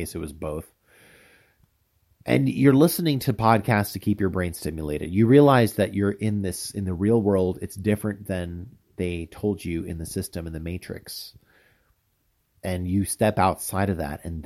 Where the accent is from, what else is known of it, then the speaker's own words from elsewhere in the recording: United States; moved away as an adult; also born or lived in Taipei, Taiwan; I'm a fat American